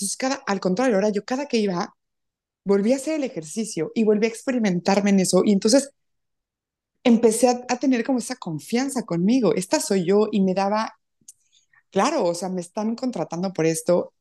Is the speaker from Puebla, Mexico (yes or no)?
yes; Puebla, Mexico; Yo soy poblana, eh, muy orgullosa de verdad de, ser de Puebla, muy contenta de ser mexicana